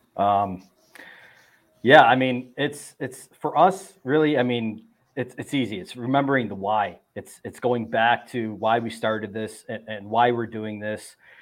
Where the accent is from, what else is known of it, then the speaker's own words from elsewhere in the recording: Buffalo, New York, United States; I'm from Buffalo, New York